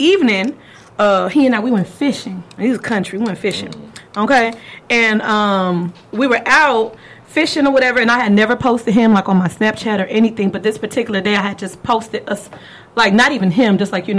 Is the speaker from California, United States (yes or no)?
yes; California, United States; I'm from California